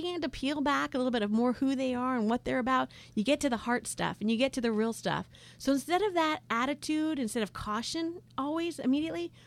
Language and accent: English; United States; moved away as an adult; now in Jordan; as an American